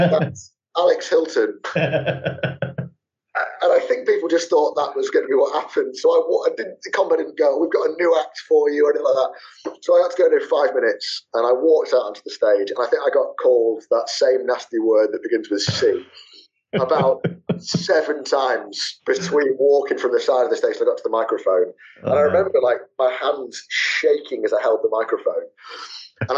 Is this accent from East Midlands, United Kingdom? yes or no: yes; Leicester, East Midlands, United Kingdom; also born or lived in Manchester; my hometown